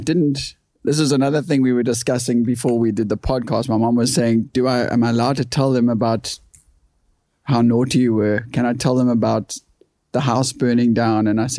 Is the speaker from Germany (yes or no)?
no; Kommetjie, Western Cape, South Africa; first language English; growing up in Korm